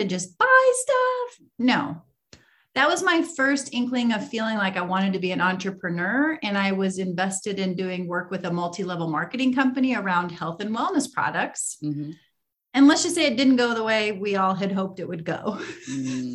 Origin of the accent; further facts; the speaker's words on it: Iowa, United States; I grew up in Iowa, middle of the country here in the United States